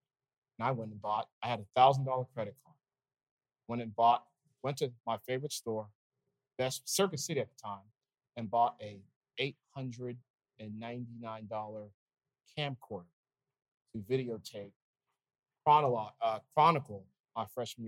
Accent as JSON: {"language": "English", "country": "Nigeria", "said": "Here I am, this wide-eyed 17-year-old, admittedly sheltered kid. I'm Nigerian, and you know, there's just a sheltered kid."}